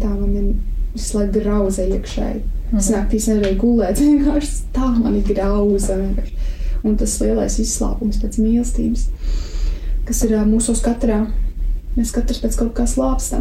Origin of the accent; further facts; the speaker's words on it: Jaunpils, Tukums Municipality, Latvia; mans ceļš arī sākās ar uzaugšanu Jaunpilī